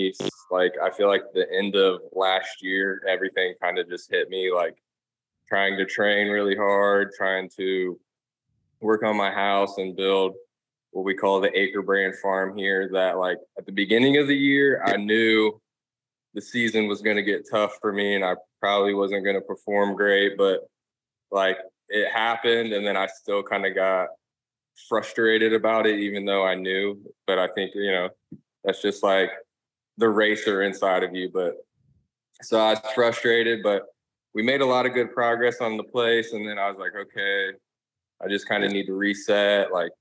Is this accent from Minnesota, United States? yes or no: no; Dayton, Ohio, United States; now in Florida, United States; growing up in Dayton, Ohio